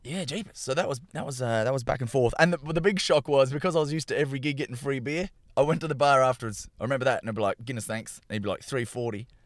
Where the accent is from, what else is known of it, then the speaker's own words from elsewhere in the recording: Perth, Western Australia, Australia; moved away as an adult; also born or lived in Melbourne; now in Ireland; I grew up in Perth and moved to Melbourne because that's where the comedy was at.